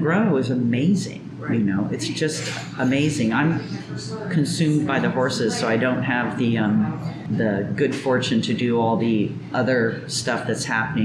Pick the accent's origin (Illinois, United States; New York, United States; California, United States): California, United States; moved away as an adult; also born or lived in Oregon; now in Mexico; I was born in California, raised there